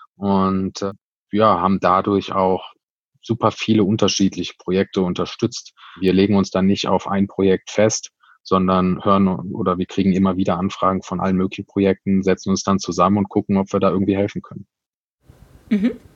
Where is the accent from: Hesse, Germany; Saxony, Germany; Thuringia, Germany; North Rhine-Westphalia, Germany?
North Rhine-Westphalia, Germany; Cologne; wir sind ein Kölner Verein, wir sind Kölsche Jungs